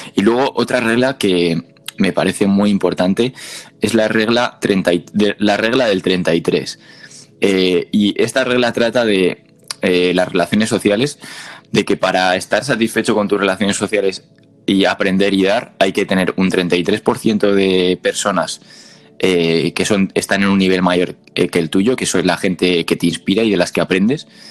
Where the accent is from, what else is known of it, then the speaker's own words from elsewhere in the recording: Spain; con diferentes tonos como hablamos los españoles